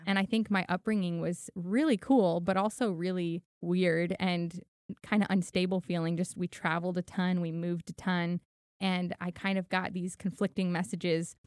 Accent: Los Angeles, California, United States; also born or lived in Miami; now in Tennessee, United States; I grew up in Hollywood 'cause my mom was an actress.

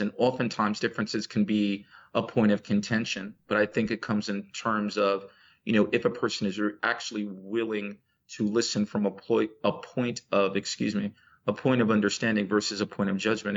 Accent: New Jersey, United States; accent: American; first language English; moved away as an adult; also born or lived in Louisiana / Chicago; now in Saudi Arabia; I am from America. I was born in Louisiana and basically spent most of my life in uh, New Jersey, East Coast, before uh, my family moved to Chicago.

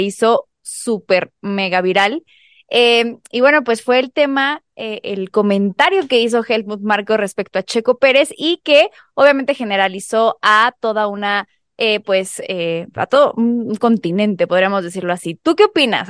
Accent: Mexico; nosotros como mexicanos

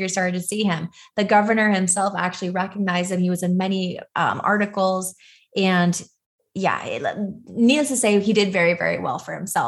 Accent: Los Angeles, California, United States; I was born and raised in Los Angeles, California.

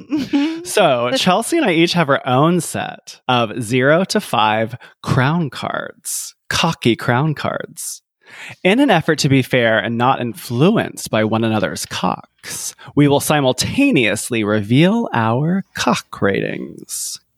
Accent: Columbia, South Carolina, United States; I'm from Columbia, South Carolina, and and USC, University of South Carolina, where I'm from

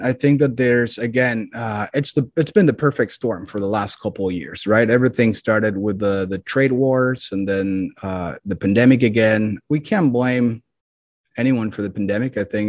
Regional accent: Mexico City, Mexico; Well, I'm originally from Mexico City.

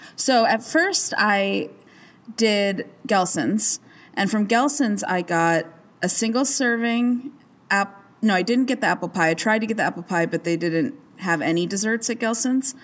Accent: Arizona, United States; I grew up in Arizona where there wasn't much atmosphere

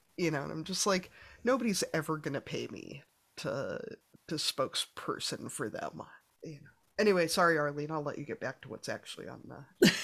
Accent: Midwest, United States; I'm a Midwesterner

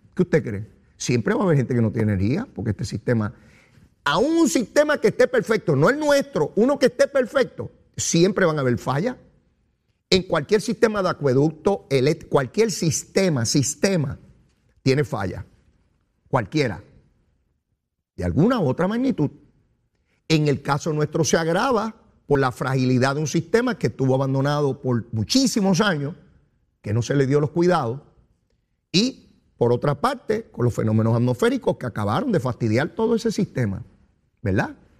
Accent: Puerto Rico; somos los puertorriqueños

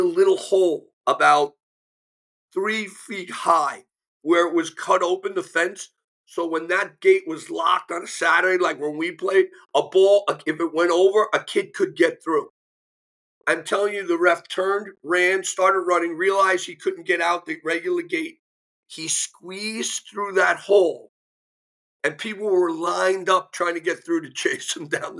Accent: United States; I'm an American kid.

